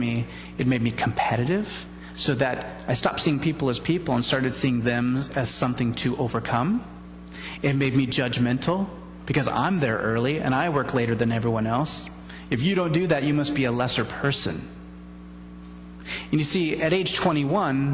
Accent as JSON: {"language": "English", "country": "United States", "said": "we're American"}